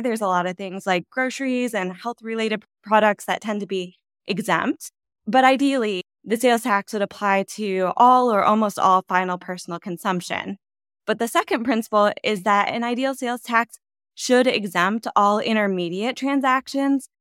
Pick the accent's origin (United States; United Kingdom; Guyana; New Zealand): United States; just west of Chicago, Northern Illinois; moved away; I am from Northern Illinois, just west of Chicago